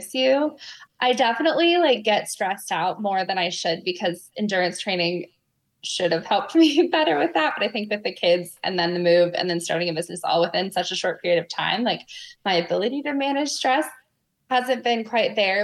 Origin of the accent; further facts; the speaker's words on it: Colorado, United States; also born or lived in Osaka, Japan; now in Atlanta, United States; I'm from Colorado.